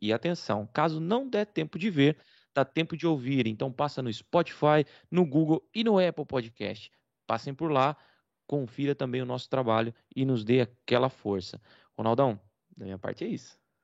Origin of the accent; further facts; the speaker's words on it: Rio Claro, São Paulo, Brazil; moved away as an adult; also born or lived in Paraná; now in Portugal; Eu sou de Rio Claro. Né? Na verdade, sou paranaense, mas vivi minha vida toda, minha infância toda em Rio Claro. Até os 28, quando eu vim para Portugal